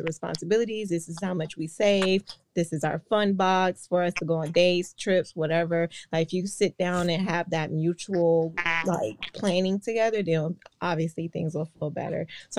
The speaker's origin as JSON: {"language": "English", "region": "Georgia", "country": "United States", "tie": "born or raised there", "also_born_or_lived": "Virginia / Washington, D.C. area", "moved": "yes", "lives_now": "Orlando, United States", "said": "I was born in Georgia. Okay. Raised mostly in Georgia and then Virginia as well."}